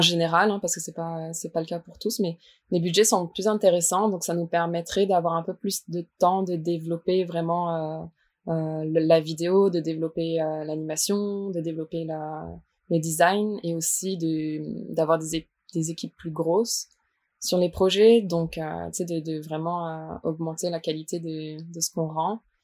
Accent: Strasbourg, Grand Est, France; moved away as an adult; now in Quebec, Canada; je viens de Strasbourg

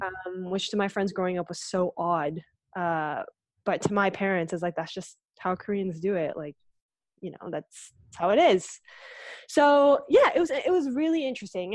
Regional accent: Aurora, Ontario, Canada; also born or lived in Etobicoke, Ontario; I, I grew up in Aurora. Like, I was born in Etobicoke, but we moved to Aurora when I was quite, quite young

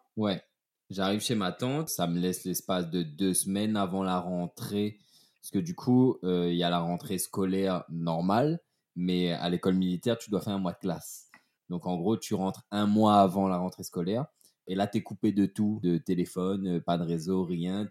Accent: Saint-Leu, Réunion; moved away as an adult; also born or lived in Saint-Pierre, Réunion / Saint-Philippe, Réunion; je suis né à Saint-Pierre et j'ai vécu à mi-temps entre la Chaloupe Saint-Leu et Saint-Philippe, mais plus à la Chaloupe Saint-Leu

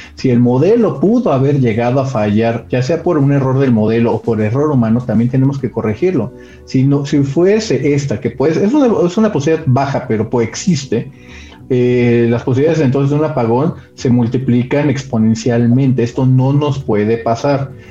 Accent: Mexico

